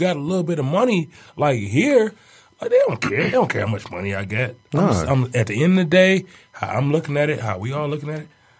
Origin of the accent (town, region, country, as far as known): Detroit, Michigan, United States; born or raised there